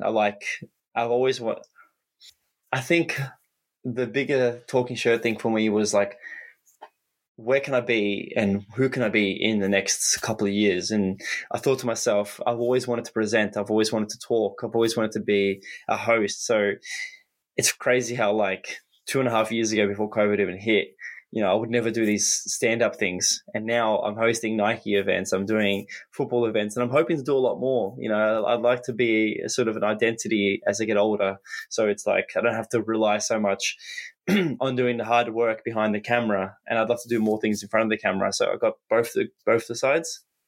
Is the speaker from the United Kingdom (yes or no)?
no; Australia; as an Aussie, we're so far away from the world